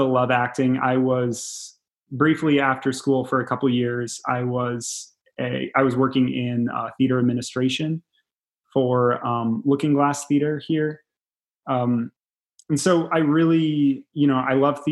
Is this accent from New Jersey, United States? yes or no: no; Galesburg, Illinois, United States; I'm from Galesburg, Illinois, only a few hours away from Chicago.